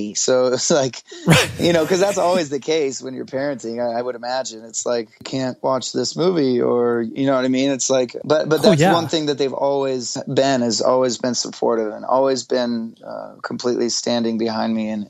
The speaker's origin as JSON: {"language": "English", "town": "Tempe", "region": "Arizona", "country": "United States", "tie": "born or raised there", "also_born_or_lived": "Phoenix", "said": "Yeah, it's Tempe, but I was kind of born and raised, I mean, when you say Phoenix, everybody just kind of gets it."}